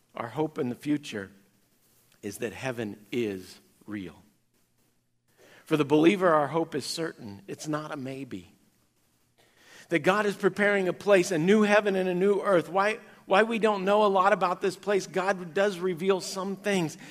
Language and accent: English; Kansas, United States; growing up in Kansas